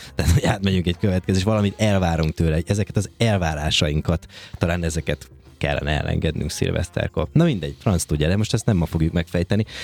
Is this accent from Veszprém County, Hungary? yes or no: no; Békéscsaba, Békés, Hungary; now in Budapest, Hungary; én Békés Csabai vagyok